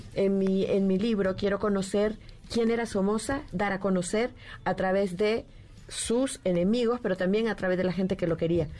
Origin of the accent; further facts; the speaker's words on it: Managua, Nicaragua; yo nací en el 68, corrí el año de 1968 en Managua, Nicaragua.